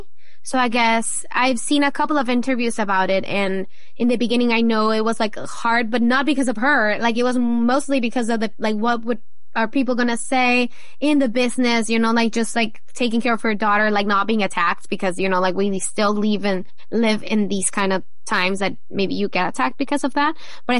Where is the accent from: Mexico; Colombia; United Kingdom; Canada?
Mexico; Not for me personally. I was really lucky, but I know, of course, in Mexico and mostly in the northern part of it, it's definitely hard for so many people.